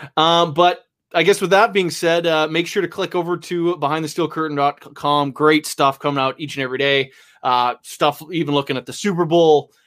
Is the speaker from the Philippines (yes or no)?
no; Canada; I'm Canadian